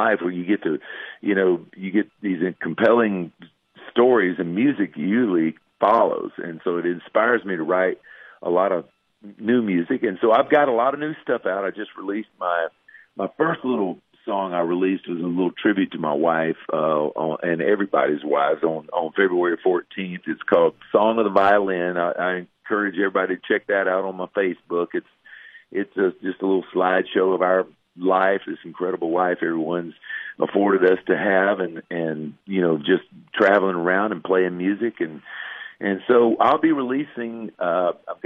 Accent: Florida, United States; moved away as an adult; I moved back to my home state of Florida where I'm from. I live in the panhandle of Florida down here on the Gulf Coast

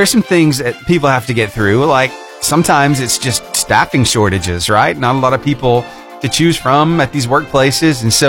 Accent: Cullman, Alabama, United States; I grew up in the Cullman area, right? I went to West Point School, kindergarten through 12th grade

